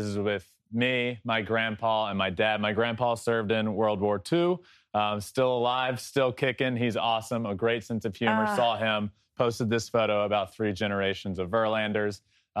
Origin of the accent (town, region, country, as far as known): Virginia, United States; now in Los Angeles, United States